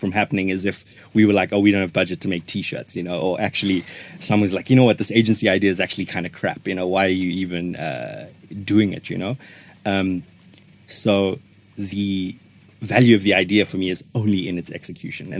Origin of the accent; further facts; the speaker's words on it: Johannesburg, Gauteng, South Africa; we're suburb boys who still, you know, if someone asks you where you're from, you say Joburg